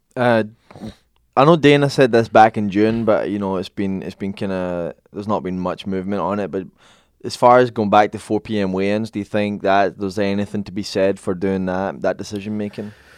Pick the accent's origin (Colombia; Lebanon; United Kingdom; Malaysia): United Kingdom; Scotland; I'm from Scotland